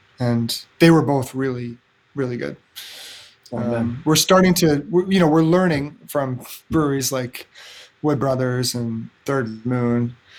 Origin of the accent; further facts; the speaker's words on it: Edmonton, Alberta, Canada; now in Kingston, Canada; so I moved to Kingston from Edmonton. Edmonton, Alberta has a growing beer scene now, actually.